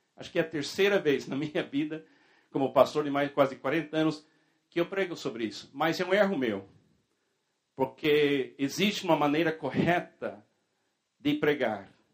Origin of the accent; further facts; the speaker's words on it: United States; na minha infância, na minha juventude, na Igreja Batista nos Estados Unidos.